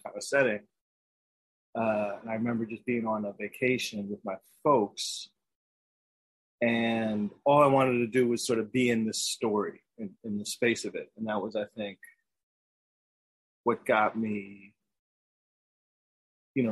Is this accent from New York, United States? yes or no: yes; New York City, New York, United States; now in Brooklyn, United States; I grew up in New York City, Upper West Side of Manhattan